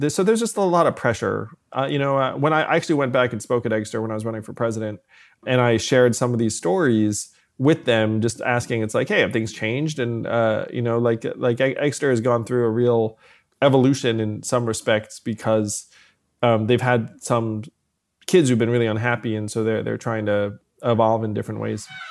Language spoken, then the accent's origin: English; New York City area, United States; also born or lived in Schenectady, New York; I was born in Schenectady, but I did move closer to New York City when I was, uh, four years old or so